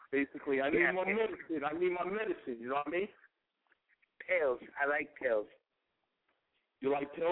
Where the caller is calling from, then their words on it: Pennsylvania, United States; I'm calling in from Pennsylvania.